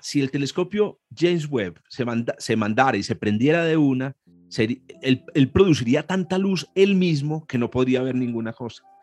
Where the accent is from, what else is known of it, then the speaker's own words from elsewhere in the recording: Antioquia, Colombia; Los dos somos antioqueños